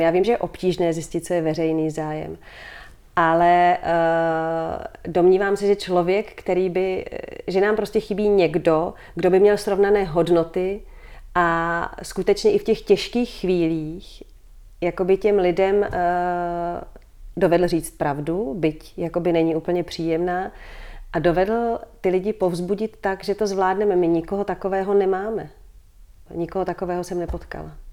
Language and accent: Czech; Prague, Czechia; moved away as an adult; also born or lived in Brussels, Belgium; Vrátili mm-hmm. jsme se do Prahy, vrátili jsme se v podstatě tady, do, dá se říct, do centra města, bydlíme tady dole v Holešovicích